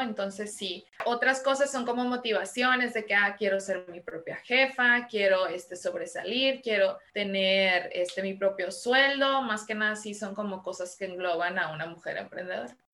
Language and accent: Spanish; Culiacán, Sinaloa, Mexico; moved away as an adult; also born or lived in Los Angeles / Guadalajara / Madrid; now in Tijuana, Mexico; Soy sinaloense, Estoy de Culiacán, Sinaloa. Allá nací, allá viví hasta mis 25 años